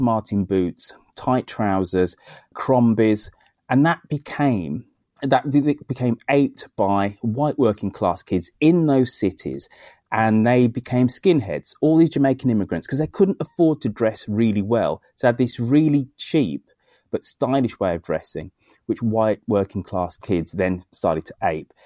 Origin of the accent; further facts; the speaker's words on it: Birmingham, West Midlands, United Kingdom; Birmingham, my hometown